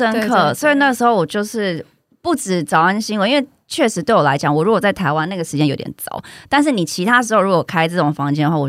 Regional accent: United States; 因为我在美国出生长大

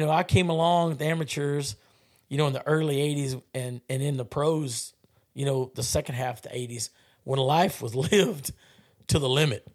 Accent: South Texas, United States; I grew up in South Texas

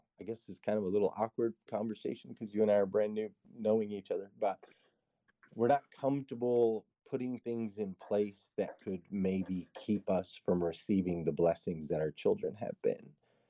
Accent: West Coast, United States; now in Kentucky, United States; I grew up on the West Coast, and typically on the West Coast, whenever I'd meet somebody, I'd say, where are you from?

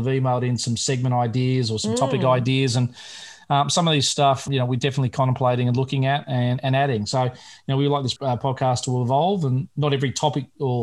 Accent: Australia

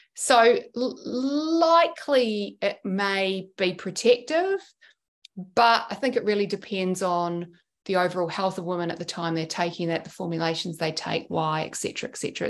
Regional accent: New Zealand; now in Sydney, Australia; I grew up in New Zealand and we went back

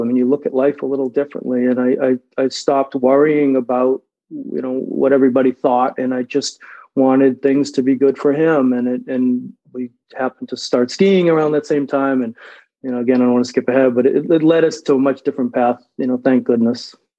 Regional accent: Revere, Massachusetts, United States; also born or lived in Sudbury, Massachusetts; I grew up in Revere, Mass, which, if you don't know, is sort of a you know blue collar town

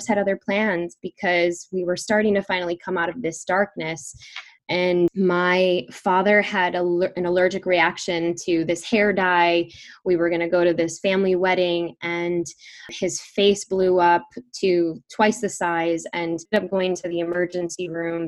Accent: Chicago, Illinois, United States; We grew up in Chicago

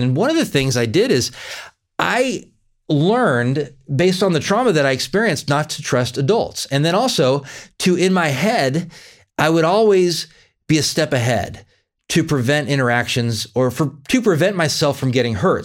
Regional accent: California, United States; I grew up in California, and I lived in the same house from zero to eighteen

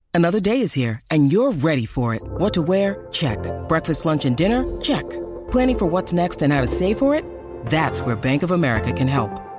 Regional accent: Kentucky, United States; born or raised there

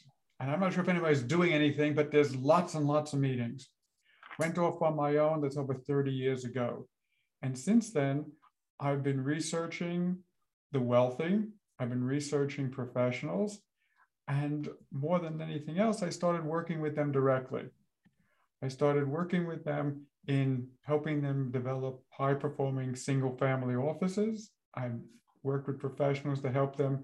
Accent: New York City, New York, United States; also born or lived in Long Island; I grew up in Brooklyn in a row house

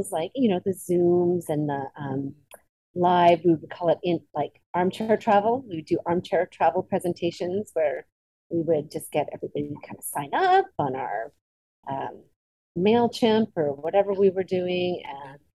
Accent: British Columbia, Canada; also born or lived in Hong Kong; In Abbotsford. I'm Canadian

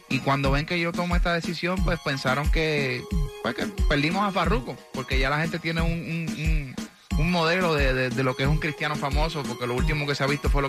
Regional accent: Puerto Rico; now in Miami, United States; yo vine de Puerto Rico pues a buscar que mi, carrera siguiera creciendo

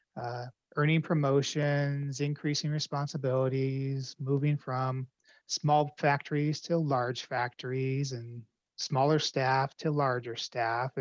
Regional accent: Colorado, United States; my home state of Colorado

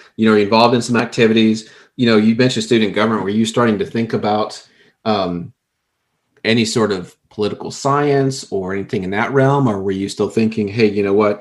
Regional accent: South Florida, United States; I grew up in South Florida

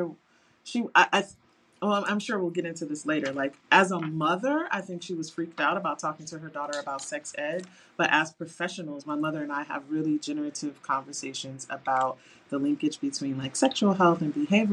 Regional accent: Detroit, Michigan, United States; moved away as an adult; also born or lived in Saudi Arabia; now in Phoenix, United States; I'm from Detroit, Michigan. I live in Phoenix, but I was born and raised in Detroit

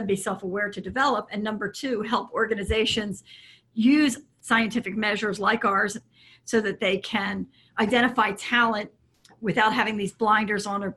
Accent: Philadelphia, Pennsylvania, United States; I was raised in the Philadelphia area

